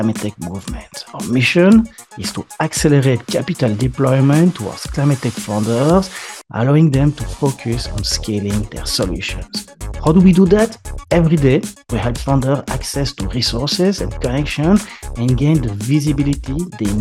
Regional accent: France; accent: French; English is a second language; my French accent

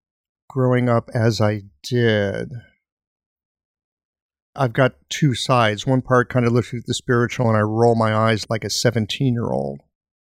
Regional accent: Missouri, United States; I'm from Missouri. Show me, motherfucker.

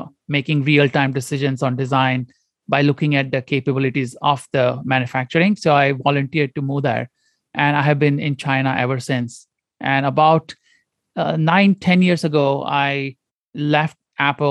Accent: Goa, India; moved away as an adult; also born or lived in Detroit / Stanford; I grew up in India, in a very small province called Goa

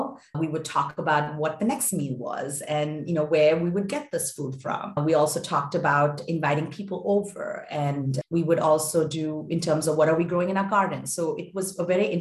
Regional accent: India; moved away as an adult; also born or lived in Boston; I grew up in India

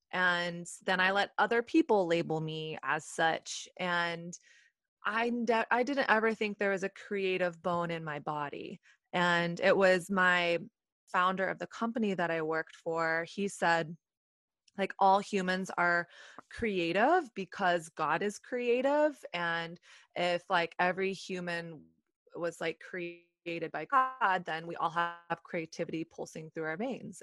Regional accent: Texas, United States; moved away as an adult; now in New York City, United States; I'm from Texas

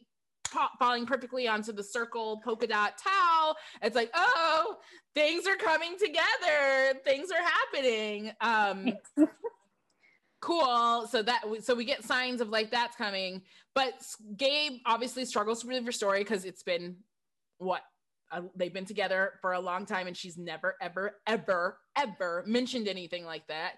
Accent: Michigan, United States; I'm from Michigan

